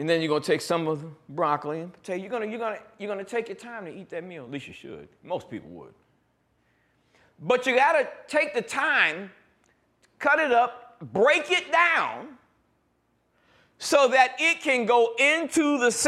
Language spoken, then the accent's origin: English; New York, United States; growing up in New York